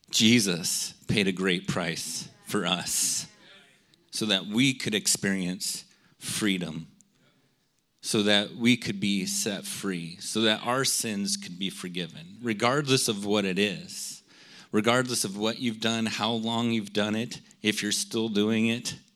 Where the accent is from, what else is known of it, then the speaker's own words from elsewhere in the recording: United States; I'm an American